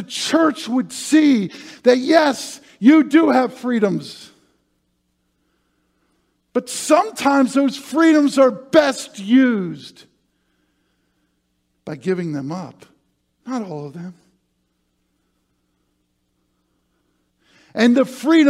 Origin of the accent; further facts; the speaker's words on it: near Gettysburg, Pennsylvania, United States; my hometown, Gettysburg